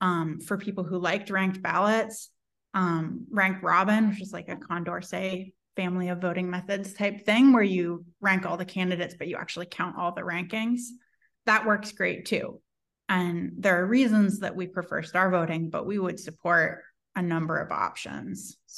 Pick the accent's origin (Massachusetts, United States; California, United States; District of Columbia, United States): California, United States; I'm from the Bay Area and we've always had ranked ballots